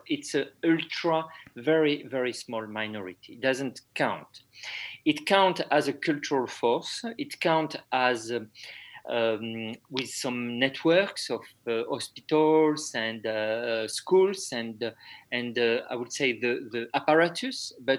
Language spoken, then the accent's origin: English; France; I was Catholic when I was young, you know, before 10 years old. I would say like everybody in France.